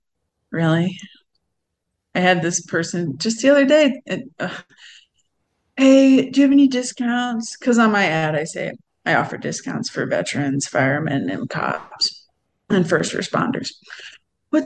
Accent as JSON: {"language": "English", "town": "Cleveland", "region": "Ohio", "country": "United States", "moved": "yes", "said": "I'm from Cleveland, Ohio"}